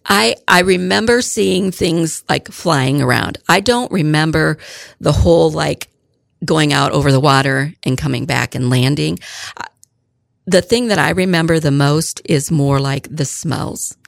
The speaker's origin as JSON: {"language": "English", "town": "Fairbury", "region": "Illinois", "country": "United States", "tie": "born or raised there", "said": "I was born and raised in Fairbury, Illinois, so not too far, a little bit north and east of here"}